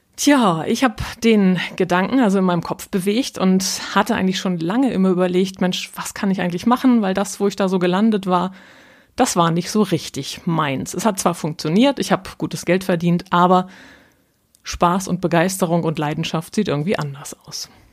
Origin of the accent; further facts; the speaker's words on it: North Frisia, Schleswig-Holstein, Germany; accent: nordischer Slang; now in Hamburg, Germany; Ich bin von Haus aus Nordfriesen, also waschechtes Nordlicht